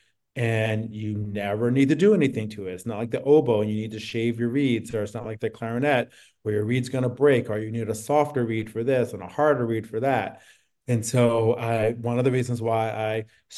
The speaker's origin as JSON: {"language": "English", "town": "East Orange", "region": "New Jersey", "country": "United States", "tie": "born or raised there", "said": "I grew up in New Jersey, and I was living in a city, East Orange, outside of Newark"}